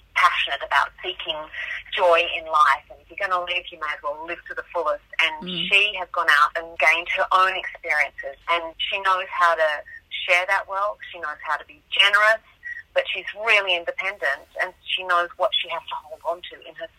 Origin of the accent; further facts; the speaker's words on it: Tasmania, Australia; I grew up in Tasmania